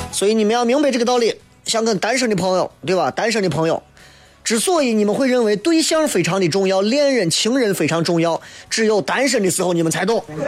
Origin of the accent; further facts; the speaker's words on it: Xi'an, Shaanxi, China; 我们西安人的面